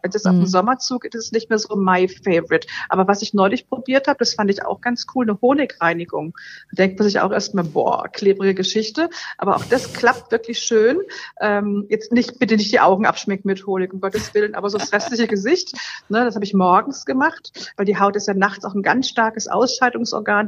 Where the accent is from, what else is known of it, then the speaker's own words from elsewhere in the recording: Berlin, Germany; ich komme aus Berlin und wir haben in Berlin, gerade wo ich wohne, ein sehr, sehr hartes Leitungswasser.